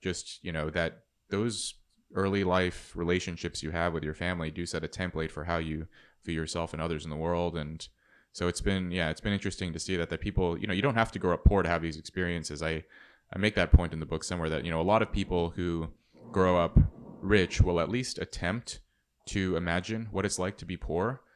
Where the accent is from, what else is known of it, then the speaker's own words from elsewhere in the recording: Red Bluff, California, United States; seventeen growing up in Red Bluff, California